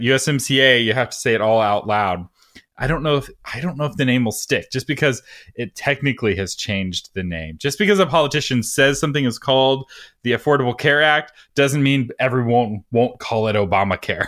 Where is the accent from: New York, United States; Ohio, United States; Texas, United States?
Texas, United States; I have a, as much of a strong identity as a Texan